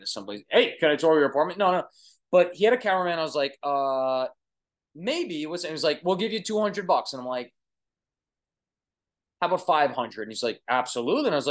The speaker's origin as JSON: {"language": "English", "area": "Long Island", "region": "New York", "country": "United States", "accent": "Brooklyn", "said": "I'm from Long Island, New York, and we have a heavy Brooklyn accent"}